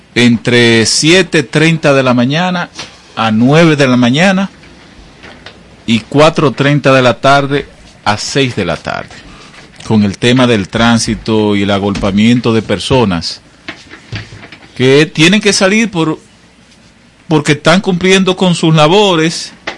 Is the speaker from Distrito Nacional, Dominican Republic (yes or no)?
no; Monte Plata, Dominican Republic; mi pueblo, mi provincia, Monteplata